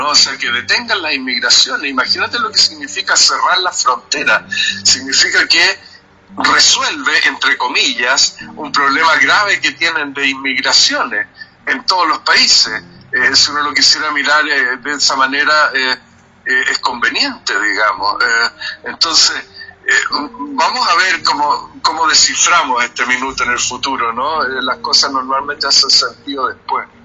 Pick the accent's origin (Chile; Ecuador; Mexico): Chile; sería un poco presuntuoso eh, para mí como chileno decir eso